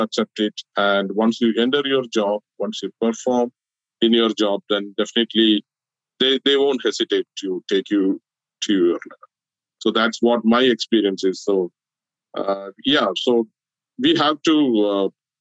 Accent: Kerala, India; moved away as an adult; now in United States

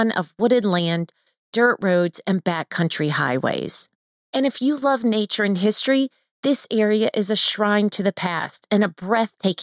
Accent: Panama City, Florida, United States; now in Orlando, United States; Lori and I are based out of Orlando, Florida, and I am from Panama City, Florida

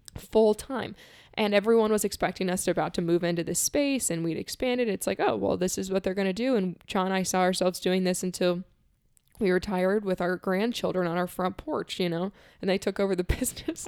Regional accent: Florida, United States; I'm leaving my home state where I was born. I'm leaving most of my family, who's here in Florida

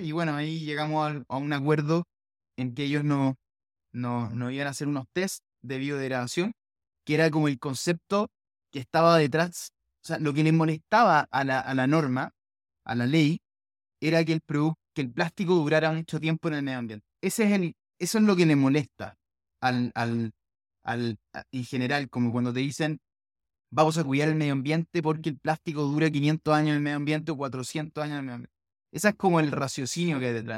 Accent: Chile; nosotros como chilenos

